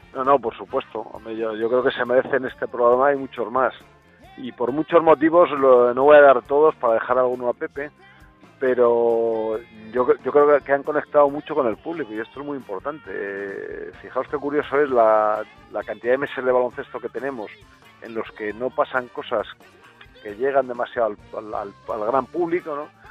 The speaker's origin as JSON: {"language": "Spanish", "country": "Spain", "said": "somos los españoles"}